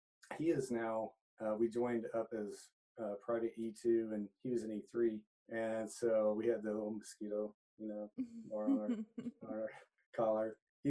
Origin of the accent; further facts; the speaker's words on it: Mustang, Oklahoma, United States; also born or lived in Corpus Christi, Texas; my family moved to Oklahoma, the Oklahoma City area, when I was 2 years old. But I grew up out in Mustang, Oklahoma, out just west of town, out in the country.